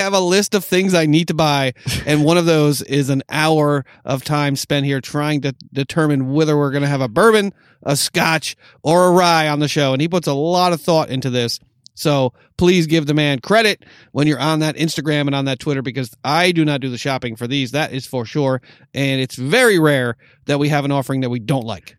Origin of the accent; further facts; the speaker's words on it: New York, United States; moved away; growing up in New York